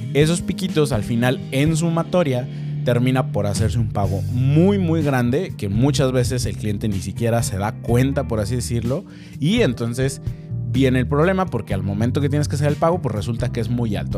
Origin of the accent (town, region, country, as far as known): Mexico